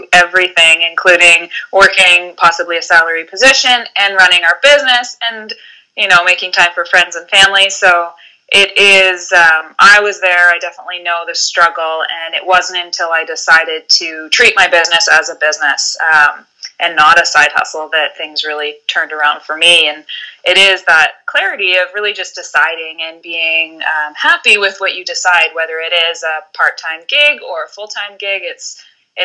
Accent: Vancouver Island, British Columbia, Canada; moved away as an adult; now in Halifax, Canada; I grew up on Vancouver Island in British Columbia, moving coast to coast about 10 years ago.

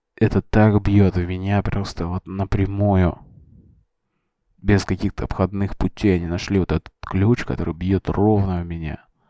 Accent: Russia; мы ребята из России

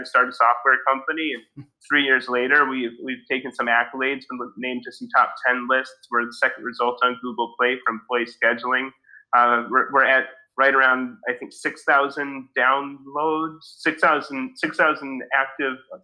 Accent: Evanston, Illinois, United States; I grew up in Evanston, just outside of Chicago

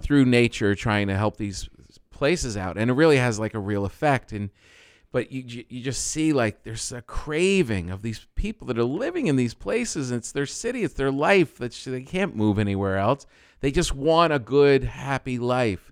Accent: New Jersey, United States; I'm from Jersey

